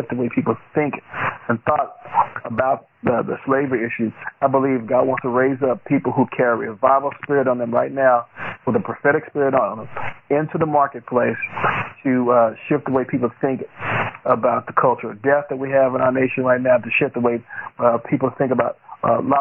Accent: Fort Worth, Texas, United States; I'm from Fort Worth, Texas

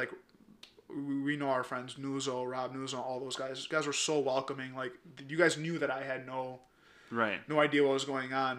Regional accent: United States; also born or lived in Punjab, India; I came here when I was 6 months old

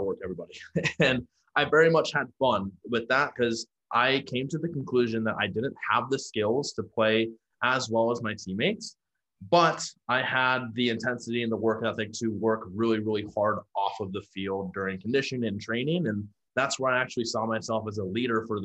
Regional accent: Omaha, Nebraska, United States; moved away as an adult; also born or lived in Houston, Texas; now in San Diego, United States; I'm from Omaha, Nebraska. Now I live in San Diego, California.

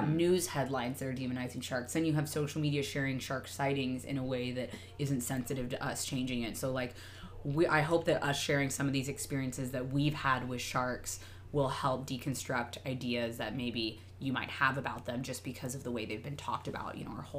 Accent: Arizona, United States; moved away; I grew up in Arizona

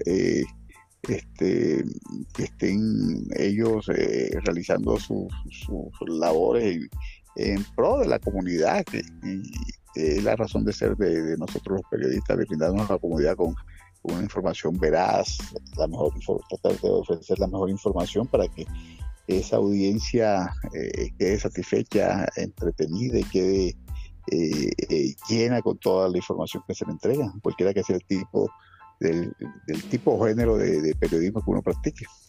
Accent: Barranquilla, Atlántico, Colombia; yo soy barranquillero, eh, eh, criado eh, en el barrio San Felipe de Barranquilla, donde aún vivo todavía

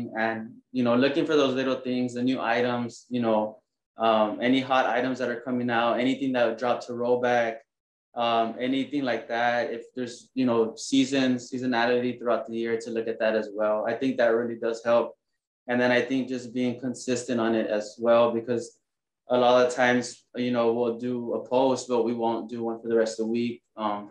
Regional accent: San Juan, Texas, United States; now in Corpus Christi, United States; I'm originally from the Rio Grande Valley, San Juan

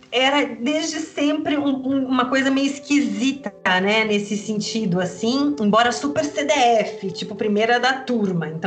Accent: Porto Alegre, Rio Grande do Sul, Brazil; born there; also born or lived in London; Eu nasci em Porto Alegre, né? Você pediu para falar da infância.

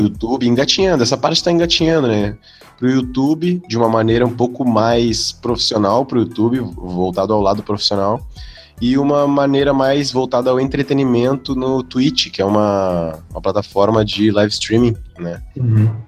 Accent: Porto Alegre, Rio Grande do Sul, Brazil; eu sou daqui

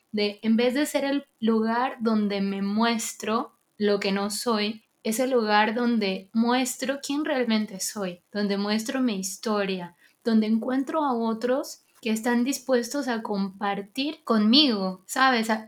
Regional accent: Venezuela; vengo de Venezuela

